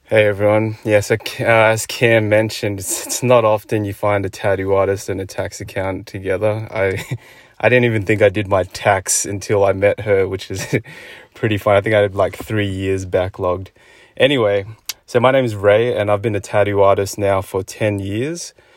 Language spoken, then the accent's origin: English; Sydney, New South Wales, Australia; me as a kid growing up in Sydney